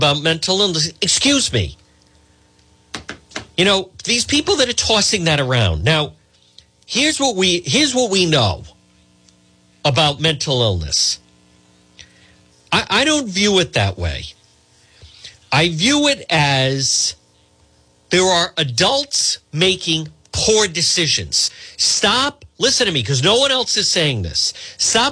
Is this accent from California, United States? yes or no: no; Cranston, Rhode Island, United States; growing up in Edgewood.